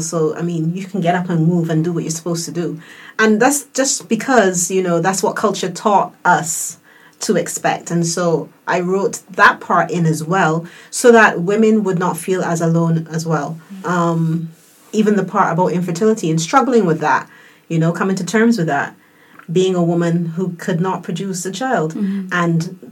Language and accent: English; United Kingdom; moved away; living in the UK at the time, because I'm British born